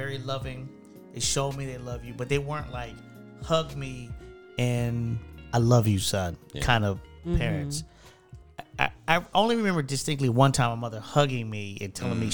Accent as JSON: {"language": "English", "town": "Detroit", "region": "Michigan", "country": "United States", "tie": "born or raised there", "moved": "yes", "lives_now": "Florida, United States", "said": "growing up in Detroit"}